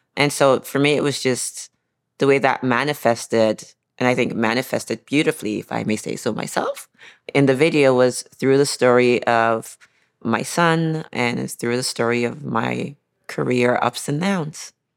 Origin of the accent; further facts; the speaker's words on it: Nigeria; I grew up in Nigeria